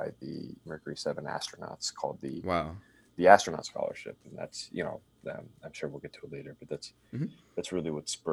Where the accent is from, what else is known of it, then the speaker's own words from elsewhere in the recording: Cincinnati, Ohio, United States; I grew up in Cincinnati, Ohio. So I'm a Midwest guy